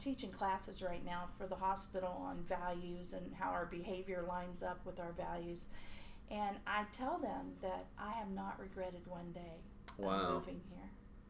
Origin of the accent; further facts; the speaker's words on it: Kellytown, West Virginia, United States; now in Gaston County, United States; I grew up in Kellytown, West Virginia, and it's a little outside of Fairmont, home of Mary Lou Retton. Mm. And so I went to, I'm a coal miner's daughter.